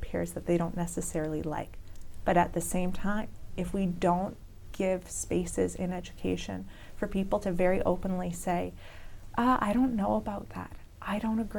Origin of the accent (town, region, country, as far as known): Canada